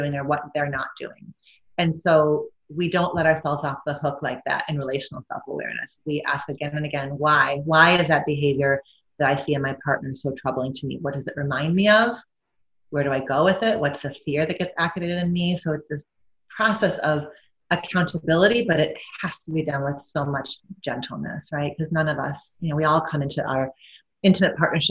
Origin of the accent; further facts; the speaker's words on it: Midwest, United States; I'm white, I'm Midwestern, I'm American